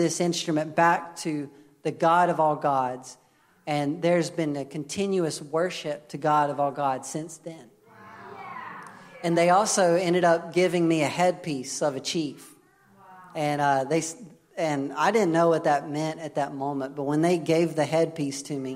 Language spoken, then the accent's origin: English; United States; I'm American.